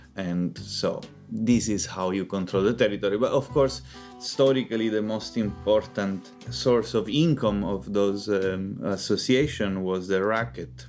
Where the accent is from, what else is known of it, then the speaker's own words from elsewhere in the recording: Palermo, Sicily, Italy; I'm from Palermo, which is the, the biggest city in Sicily.